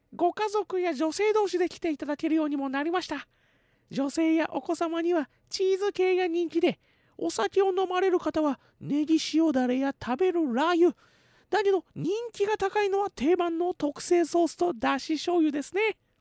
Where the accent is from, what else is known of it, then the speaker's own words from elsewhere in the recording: Hamamatsu, Shizuoka, Japan; 私、浜松出身なので